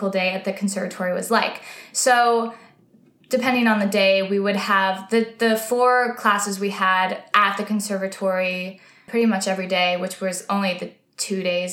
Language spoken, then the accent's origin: English; White Oak, Texas, United States; moved away as an adult; now in New York, United States; I'm from White Oak.